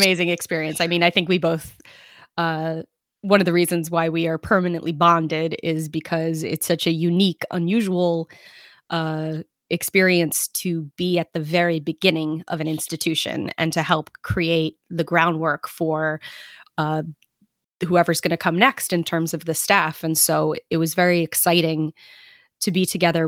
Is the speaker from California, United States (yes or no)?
no; New York City, New York, United States; I am from Brooklyn